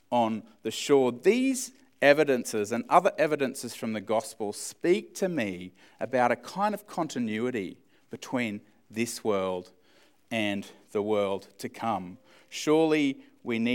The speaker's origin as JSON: {"language": "English", "country": "Australia", "said": "as Australian males."}